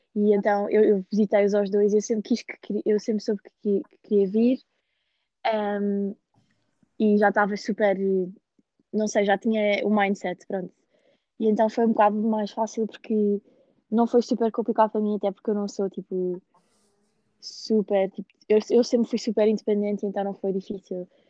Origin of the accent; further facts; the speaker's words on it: Lisbon, Portugal; moved away as an adult; now in Ohio, United States; eu cresci em Lisboa, tipo, no meio de Lisboa